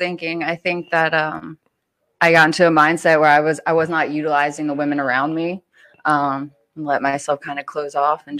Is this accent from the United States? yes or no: yes; Richmond, Virginia, United States; I grew up in Richmond.